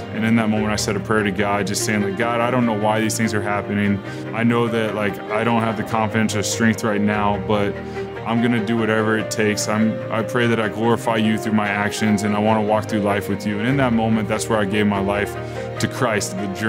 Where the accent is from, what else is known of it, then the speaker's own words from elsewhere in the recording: Texas, United States; moved away as an adult; also born or lived in Michigan; I'm in Michigan, I'm from Texas.